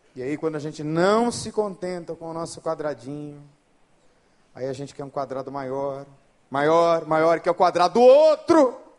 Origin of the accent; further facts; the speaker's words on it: São Paulo, Brazil; now in Rio de Janeiro, Brazil; eu sou de São Paulo